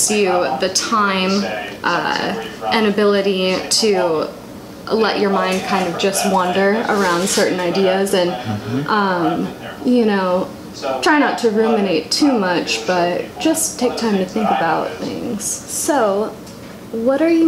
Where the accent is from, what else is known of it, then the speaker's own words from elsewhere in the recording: Anaheim, California, United States; moved away; My family lives out there, over in Anaheim. That's where I was born